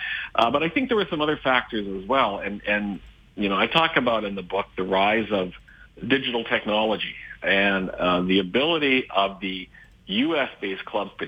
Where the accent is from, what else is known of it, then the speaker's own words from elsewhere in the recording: Regina, Saskatchewan, Canada; moved away as an adult; now in Las Vegas, United States; as a Canadian growing up in Regina and really, for much of my life, seeing a Canadian perspective, I've lived in the United States here for 20 years